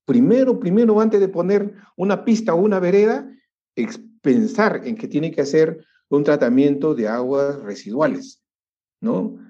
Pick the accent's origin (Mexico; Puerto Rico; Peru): Peru